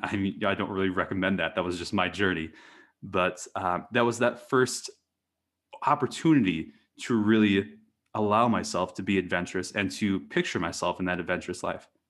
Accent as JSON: {"language": "English", "town": "Eau Claire", "region": "Wisconsin", "country": "United States", "tie": "born or raised there", "also_born_or_lived": "Maine / New Hampshire", "moved": "as an adult", "said": "I grew up in, um, Eau Claire, Wisconsin."}